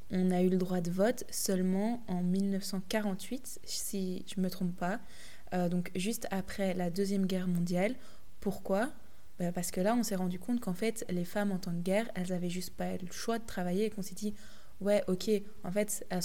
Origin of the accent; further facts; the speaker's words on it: Belgium; les faits de société qu'il y a chez nous en Belgique, en France, en Europe, mais aussi à l'international.